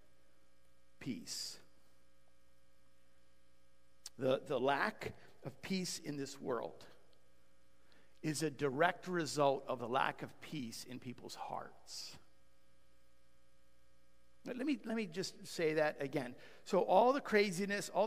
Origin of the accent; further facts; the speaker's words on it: United States; we're American.